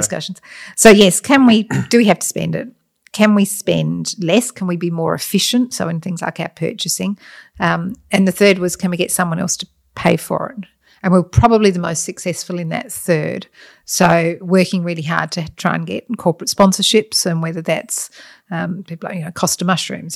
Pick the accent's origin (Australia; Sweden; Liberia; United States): Australia; Adelaide, South Australia; also born or lived in Scotland; I grew up in, um, South Australia pretty much. I'm Scottish, but we came out when I was very young